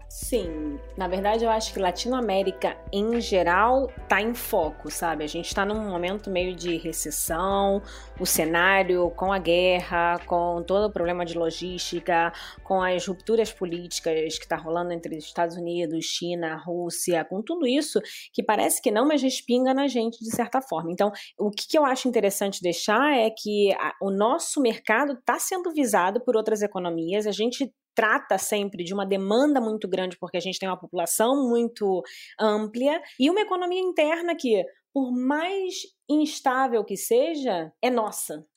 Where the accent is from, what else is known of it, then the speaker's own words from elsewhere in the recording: Brazil; moved away as an adult; quando eu saí do Brasil, é, em 2011, eu já tinha trabalhado no Brasil uns nove anos